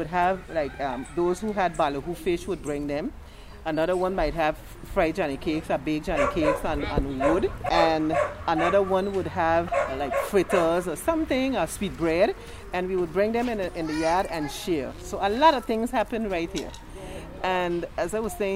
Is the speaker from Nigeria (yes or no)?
no; St. Martin; I grew up right here in French Quarter